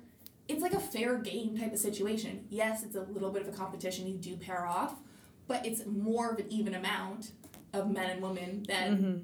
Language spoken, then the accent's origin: English; Utah, United States; growing up in Utah